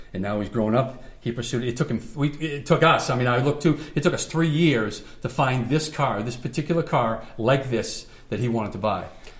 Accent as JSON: {"language": "English", "region": "New Hampshire", "country": "United States", "tie": "born or raised there", "moved": "yes", "lives_now": "California, United States", "said": "Growing up in New England on the East Coast"}